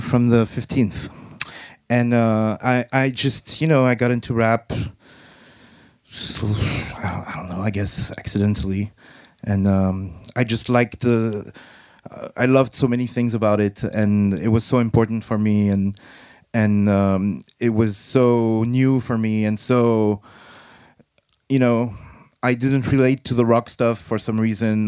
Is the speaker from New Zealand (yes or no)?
no; France